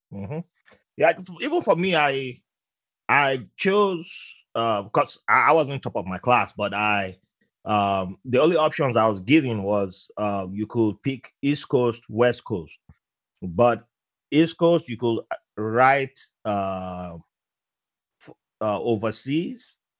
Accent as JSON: {"language": "English", "country": "Nigeria", "tie": "born or raised there", "moved": "yes", "said": "I was uh, born in Nigeria with, and I grew up around Muslims"}